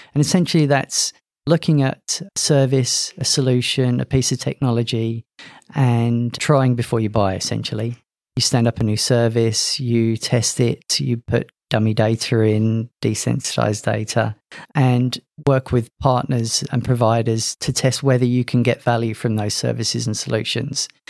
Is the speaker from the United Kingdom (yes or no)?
yes; London, United Kingdom; moved away as an adult; also born or lived in Loughborough, England; now in Queensland, Australia; As you could probably guess from my accent, I'm not from Australia. Originally from London, emigrated here in 2013.